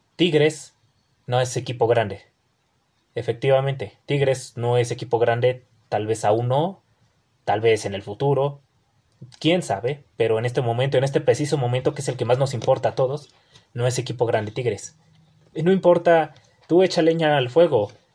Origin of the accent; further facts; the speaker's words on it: Tijuana, Baja California, Mexico; now in Mexico City, Mexico; allá en Tijuana, mi tierra